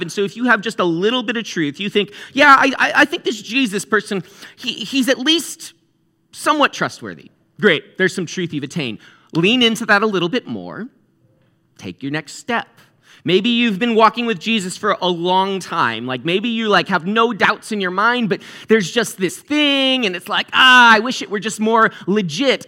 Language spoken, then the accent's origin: English; New England, United States; I'm from New England